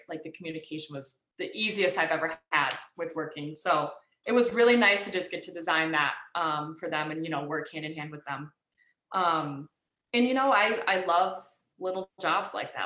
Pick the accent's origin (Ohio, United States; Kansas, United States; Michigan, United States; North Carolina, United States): Michigan, United States; I grew up in Michigan